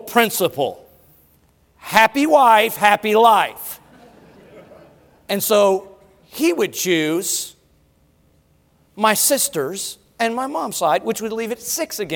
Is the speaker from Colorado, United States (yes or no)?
yes; Colorado, United States; growing up in Colorado, we rode the bus to school every day